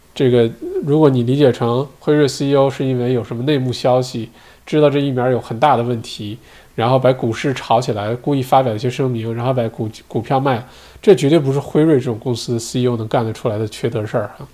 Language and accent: Chinese; China; now in Australia; 我们中国人